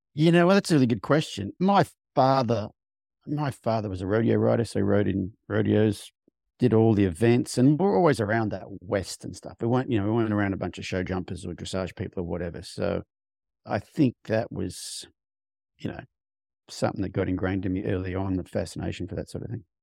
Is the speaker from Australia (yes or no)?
yes; Australia; moved away as an adult; now in United States; I grew up on a farm in Australia, rode horses a lot as a kid